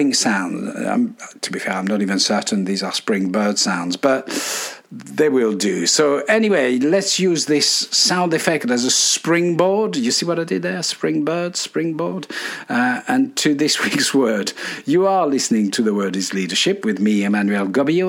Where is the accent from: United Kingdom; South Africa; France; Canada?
France; Dijon, Bourgogne-Franche-Comté; born in my hometown of Dijon in France